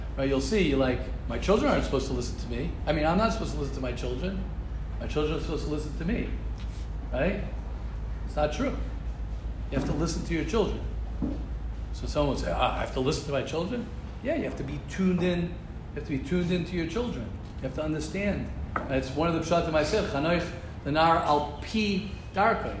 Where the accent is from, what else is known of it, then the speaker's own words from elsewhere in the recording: United States; me as an American